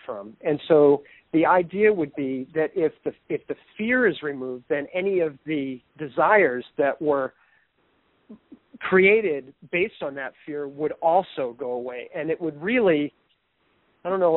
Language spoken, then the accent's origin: English; East Coast, United States; I'm from the East Coast